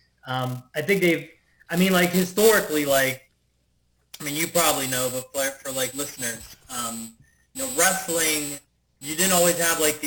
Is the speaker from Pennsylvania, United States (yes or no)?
yes; Pittsburgh, Pennsylvania, United States; I'm from Pittsburgh area, like Bruno Sammartino was our guy